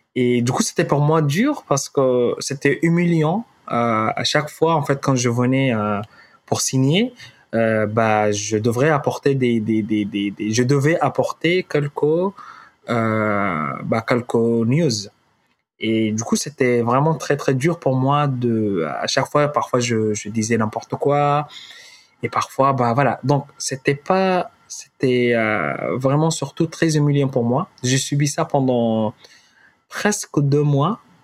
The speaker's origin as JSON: {"language": "French", "region": "Khartoum", "country": "Sudan", "tie": "born or raised there", "also_born_or_lived": "Darfur, Sudan / Calais, France", "second_language": "French", "moved": "as an adult", "lives_now": "Paris, France", "said": "je suis, euh, originaire du Soudan. Euh, je suis né au Darfour."}